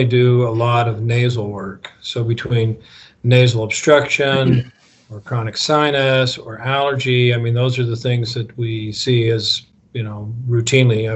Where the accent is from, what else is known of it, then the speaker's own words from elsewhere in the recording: Bountiful, Utah, United States; moved away as an adult; also born or lived in Chicago / Pittsburgh; I'm born and raised in Bountiful, Utah